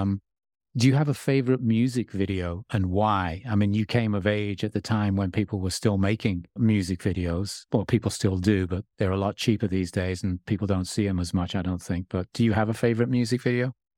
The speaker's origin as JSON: {"language": "English", "region": "England", "country": "United Kingdom", "tie": "born or raised there", "said": "it was a sort of coming of age time for me grow, growing up in England"}